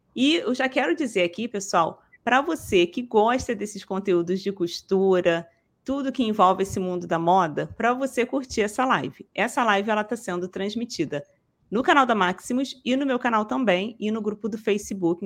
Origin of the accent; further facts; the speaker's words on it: Rio de Janeiro, Brazil; eu sou daqui do Rio de Janeiro, tá? sou carioca.